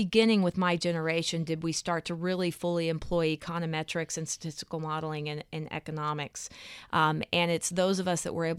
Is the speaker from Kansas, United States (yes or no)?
no; Texas, United States; It's that I was raised in the South, in Texas, and there's this sense of perpetual optimism.